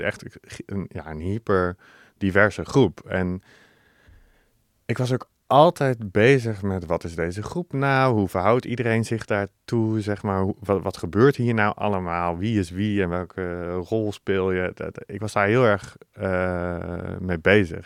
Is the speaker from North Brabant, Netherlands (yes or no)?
yes; 's-Hertogenbosch, North Brabant, Netherlands; moved away as an adult; ik kom uit Den Bosch. daar heb ik 19 jaar gewoond